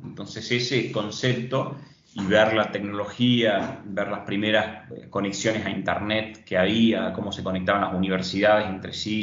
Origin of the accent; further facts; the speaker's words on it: San Miguel de Tucumán, Tucumán, Argentina; moved away as an adult; also born or lived in Yerba Buena, Argentina; now in Punta Ballena, Uruguay; soy nacido en San Miguel de Tucumán, aunque viví los últimos años en Yerba Buena